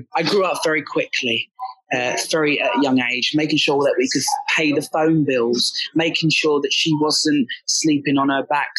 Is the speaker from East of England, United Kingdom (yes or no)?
yes; Essex, East of England, United Kingdom; I grew up in Essex.